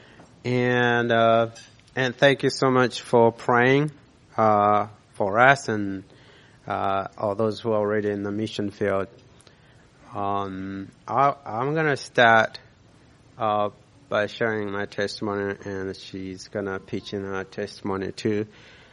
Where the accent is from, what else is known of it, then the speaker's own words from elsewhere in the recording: Malawi; moved away; I was born in Malawi, raised there.